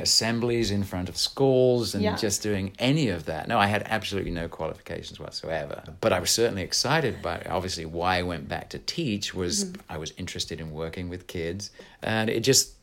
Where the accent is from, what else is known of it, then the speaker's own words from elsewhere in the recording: England, United Kingdom; also born or lived in San Jose, California; now in United States; an English person living here